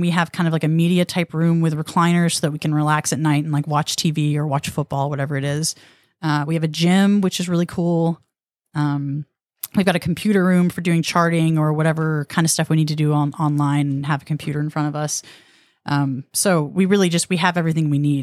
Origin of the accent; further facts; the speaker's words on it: Rockwall, Texas, United States; I'm from Rockwall